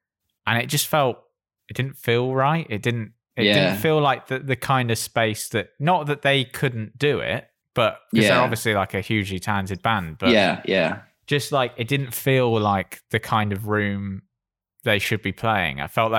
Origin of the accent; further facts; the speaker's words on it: Bristol, South West England, United Kingdom; moved away; I'm from Bristol originally